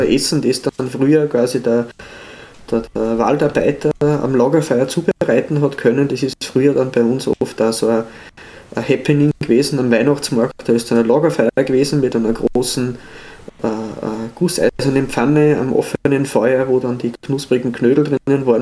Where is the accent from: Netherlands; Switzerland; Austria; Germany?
Austria; Upper Austria; aus Oberösterreich, meiner Heimat